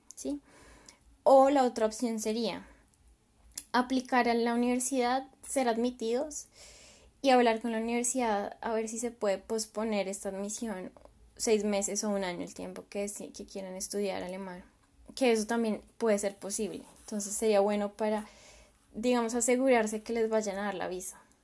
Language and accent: Spanish; Colombia; moved away as an adult; now in Germany; yo pues soy de Colombia y mi experiencia fue exclusivamente ahí en Colombia